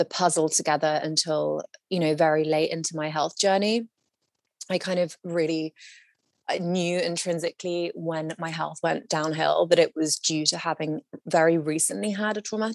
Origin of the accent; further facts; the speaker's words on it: London, United Kingdom; moved away as an adult; now in Los Angeles, United States; I was living in my, you know, essentially my hometown of London